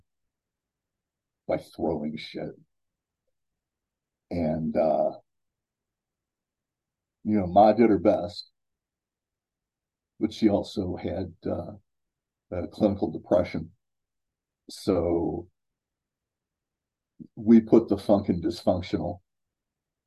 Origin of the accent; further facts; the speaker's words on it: Cleveland, Ohio, United States; now in Columbus, United States; I was born and raised in Cleveland, Ohio, in the United States